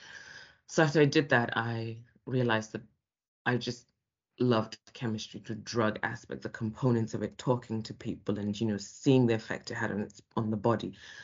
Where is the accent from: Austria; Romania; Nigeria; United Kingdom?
Nigeria; moved away; I was born and raised specifically in West Africa, Nigeria.